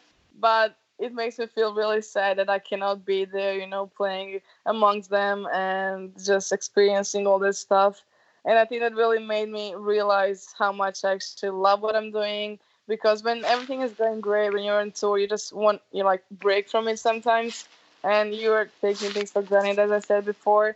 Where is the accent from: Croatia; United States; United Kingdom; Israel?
Croatia; Dubrovnik, Dubrovnik-Neretva County; my hometown, Dubrovnik.